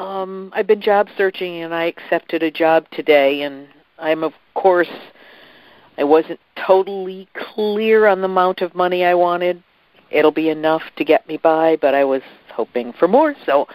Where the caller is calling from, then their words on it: Chicago, Illinois, United States; I'm calling from the Chicago area.